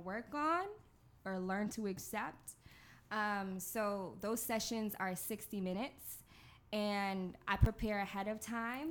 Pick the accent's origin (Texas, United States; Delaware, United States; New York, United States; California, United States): New York, United States; Long Island; I'm from Long Island.